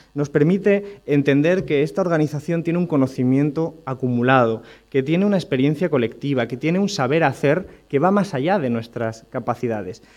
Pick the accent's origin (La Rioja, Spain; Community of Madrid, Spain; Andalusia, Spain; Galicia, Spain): Andalusia, Spain; Rincón de la Victoria; en mi pueblo, en Rincón de la Victoria, en Málaga